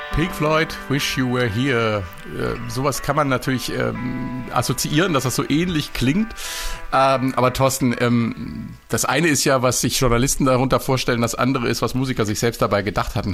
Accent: Marburg, Hesse, Germany; aus meiner Heimatstadt Marburg

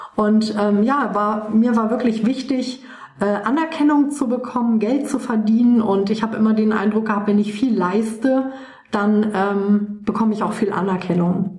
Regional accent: Waldbröl, North Rhine-Westphalia, Germany; Ich bin aufgewachsen im Oberbergischen Kreis. Das ist ähm, ein, eine kleine Stadt, die nennt sich Waldbröl, ähm, ungefähr so 60 Kilometer von Köln entfernt

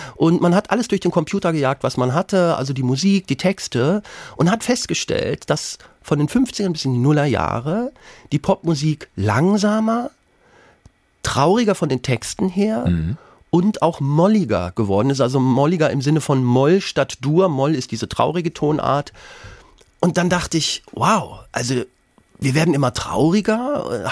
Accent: Lower Saxony, Germany; meine Kindheit auf dem Dorf in Niedersachsen

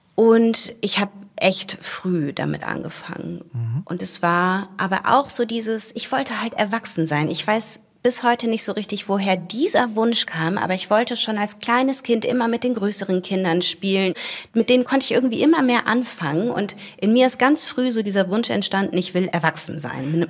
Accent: Wuppertal, North Rhine-Westphalia, Germany; Ich bin in Wuppertal aufgewachsen

